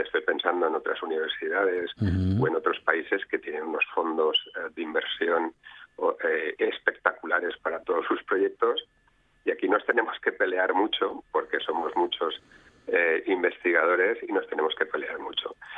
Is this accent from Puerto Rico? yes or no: no; Spain